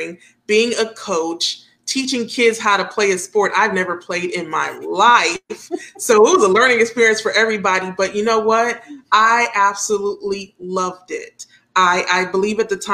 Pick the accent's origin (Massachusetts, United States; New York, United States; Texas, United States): New York, United States; New York City; now in Dayton, United States; I was born in Brooklyn, New York, and we had one park down the street. Yeah, we concrete jungle, that's where I'm from